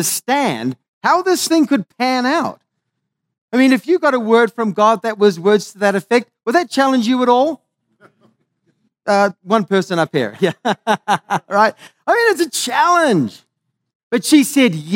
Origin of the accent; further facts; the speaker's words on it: Maui, Hawaii, United States; I come from Hawaii, so this is bringing a little bit of love, a bit of aloha from Maui